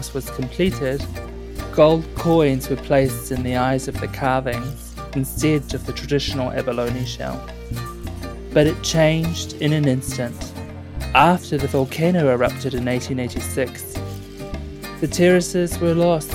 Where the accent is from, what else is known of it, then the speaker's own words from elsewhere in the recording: North Island, New Zealand; the New Zealand Tourism Board was established in my hometown in 1901